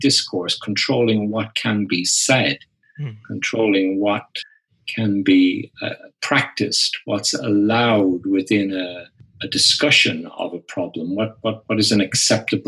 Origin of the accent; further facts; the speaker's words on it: Ireland; I grew up in Ireland